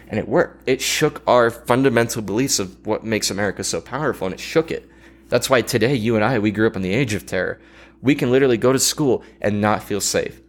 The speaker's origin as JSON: {"language": "English", "country": "United States", "said": "as an American"}